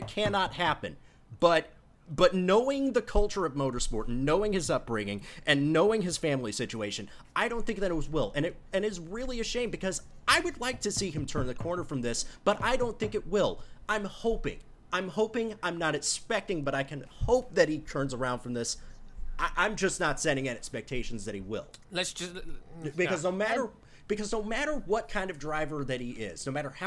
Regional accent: United States; as an American sports person

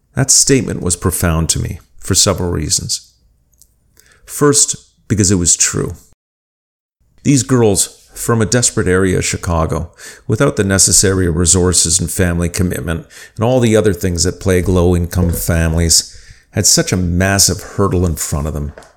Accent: Winnipeg, Manitoba, Canada; When I was a teenager growing up in Winnipeg, I played football and team handball

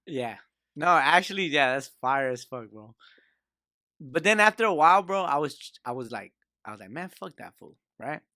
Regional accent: Lynwood, California, United States; now in Downey, United States; I'm from Linwood. You know, my heart stays in Linwood

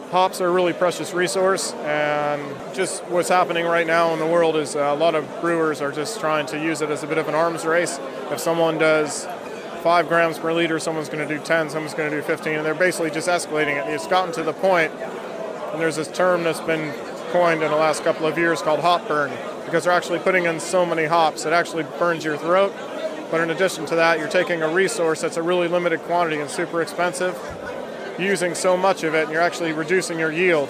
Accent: California, United States; moved away as an adult; also born or lived in Somerset; now in Bristol, United Kingdom; I'm from California originally

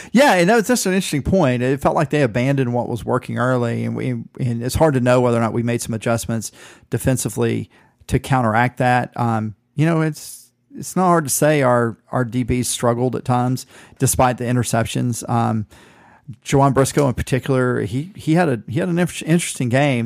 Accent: Southeast Georgia, United States; I'm from Southeast Georgia.

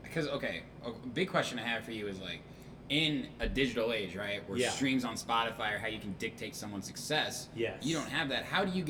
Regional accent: Zionsville, Indiana, United States; moved away; I went back to Indiana last week to my hometown of Zionsville

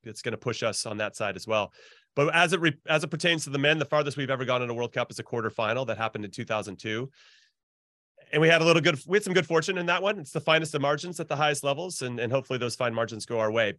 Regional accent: Southern California, United States; I grew up in Southern California

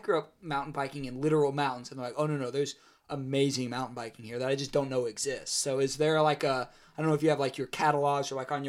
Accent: United States; now in Ohio, United States; I grew up near the Smokies

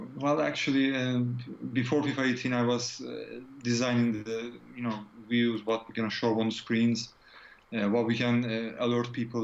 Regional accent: Turkey; moved away as an adult; now in United Kingdom; I'm from Turkey originally, but I'm living in UK uh, since 2001

